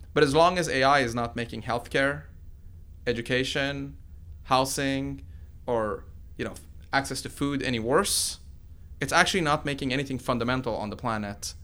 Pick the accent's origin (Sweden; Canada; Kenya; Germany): Sweden; moved away as an adult; also born or lived in Iran; now in United States; my parents picked Sweden of all the countries, and that's where I grew up.